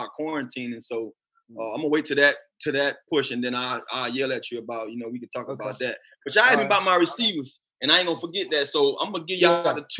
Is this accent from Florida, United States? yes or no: yes; Florida, United States; I grew up in Florida